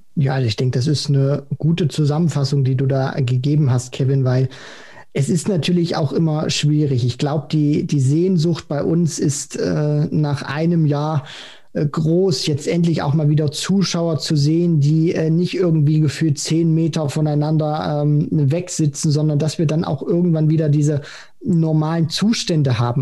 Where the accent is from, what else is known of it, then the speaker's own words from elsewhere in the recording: Germany; wir als Deutsche